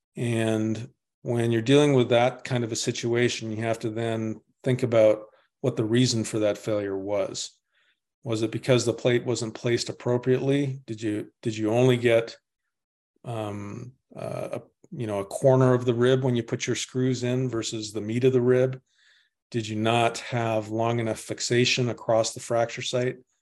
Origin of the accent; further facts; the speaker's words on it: Winnipeg, Manitoba, Canada; I'm from Winnipeg. I'm Canadian